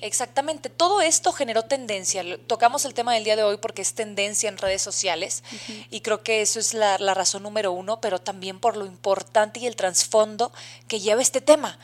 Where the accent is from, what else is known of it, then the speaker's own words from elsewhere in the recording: Mexico; en el país de México, que es donde nos, nos, encontramos, somos mexicanas de nacimiento